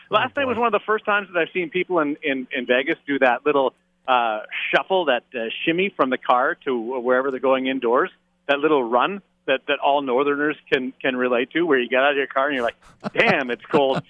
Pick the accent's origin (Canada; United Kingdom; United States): Canada; Canadian Prairies; We're we're Canadian prairie buddies.